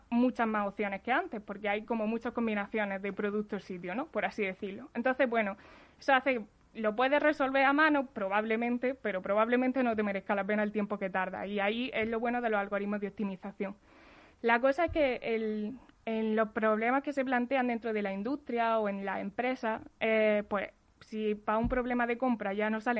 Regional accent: Jaén, Andalusia, Spain; accent: del sur; moved away; Yo soy de Jaén.

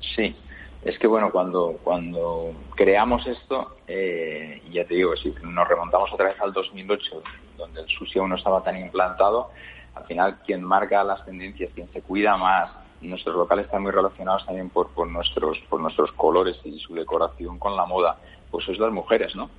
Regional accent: Valencian Community, Spain; yo que soy de origen valenciano

